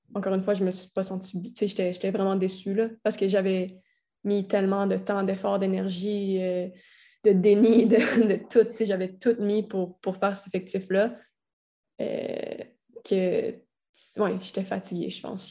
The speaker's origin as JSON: {"language": "French", "town": "Quebec City", "region": "Quebec", "country": "Canada", "also_born_or_lived": "Florida", "moved": "as an adult", "said": "je suis de Québec"}